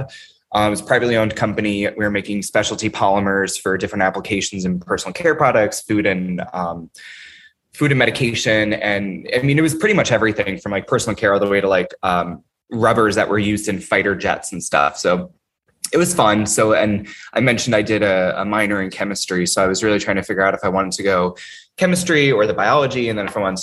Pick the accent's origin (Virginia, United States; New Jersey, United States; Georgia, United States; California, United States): New Jersey, United States; Vernon; moved away as an adult; also born or lived in New York; now in Baltimore, United States; I'm originally from New Jersey, a very small mountainous town in northern New Jersey, Sussex County. It's called Vernon, middle of nowhere